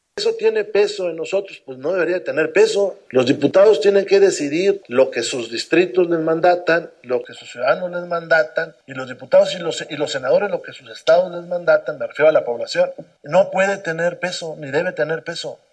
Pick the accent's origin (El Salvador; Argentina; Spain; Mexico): Mexico